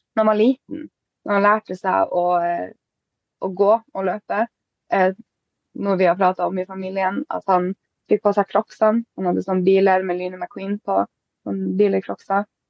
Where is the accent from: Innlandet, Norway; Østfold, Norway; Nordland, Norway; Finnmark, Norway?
Finnmark, Norway; Båtsfjord; also born or lived in Honningsvåg; now in Alta, Norway; jeg er fra Båtsfjord, egentlig